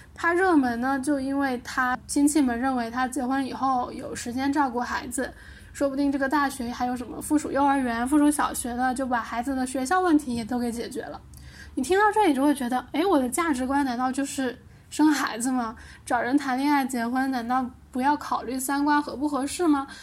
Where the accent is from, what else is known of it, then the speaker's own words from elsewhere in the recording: Liuzhou, Guangxi, China; 我是柳州人嘛，柳州螺蛳粉特别有名